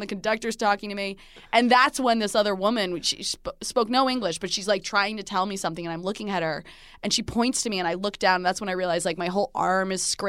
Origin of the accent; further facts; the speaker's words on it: New Jersey, United States; I'm from Jersey. Come on.